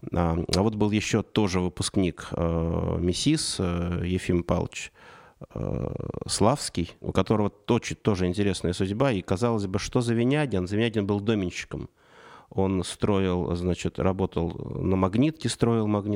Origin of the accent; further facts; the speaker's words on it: Saratov Oblast, Russia; now in Moscow, Russia; я родился в Саратовской области, и переезд в Москву для 90-х это было событие.